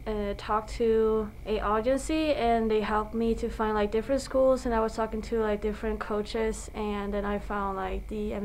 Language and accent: English; Sweden; moved away as an adult; now in Billings, United States; I come from Sweden.